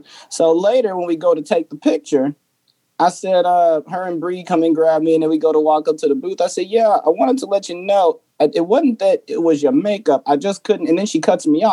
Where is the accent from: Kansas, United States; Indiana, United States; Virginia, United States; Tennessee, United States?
Indiana, United States; Gary; I'm from Gary, Indiana.